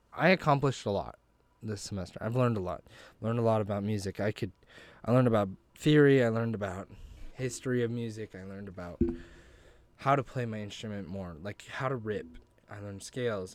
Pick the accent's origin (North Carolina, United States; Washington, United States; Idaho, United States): Idaho, United States; Grangeville; I'm originally from Grangeville, Idaho